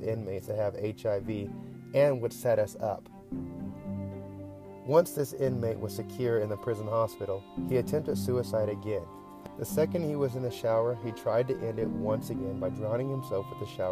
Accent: United States; as an American that just happens to be black

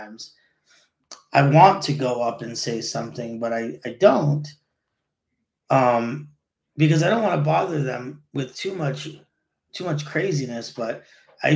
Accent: New York City, New York, United States; I grew up in College Point, and back in the day, College Point was crazy awesome

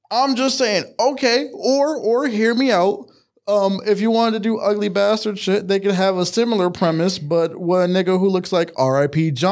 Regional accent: Maryland, United States; I grew up in Maryland.

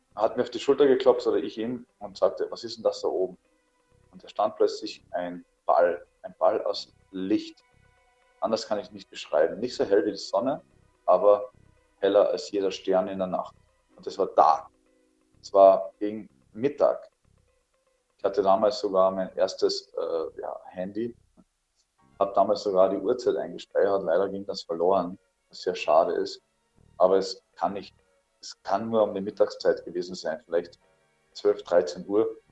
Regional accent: Althofen, Carinthia, Austria; das war mein Heimatort in Kärnten, nennt sich Althofen

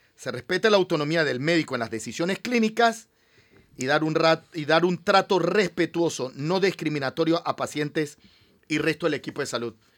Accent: Panama

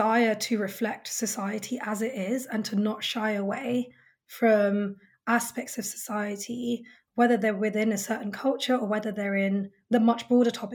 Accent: United Kingdom; my lived experience as a British Indian woman

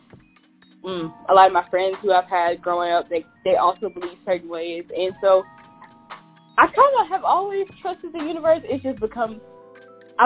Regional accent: the South, United States; I'm from the South

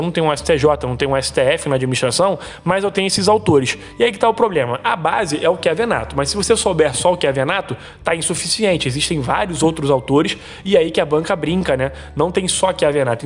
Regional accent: Rio de Janeiro, Brazil; eu sou aqui do estado do Rio de Janeiro

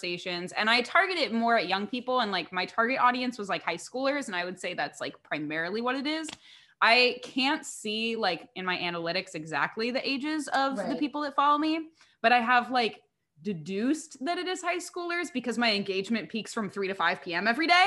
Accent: Indiana, United States; moved away as an adult; now in New York, United States; growing up in Indiana

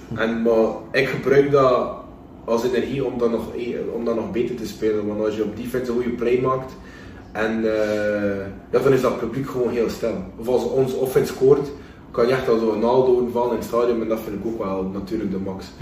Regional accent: Belgium; moved away; dat ik van België ben

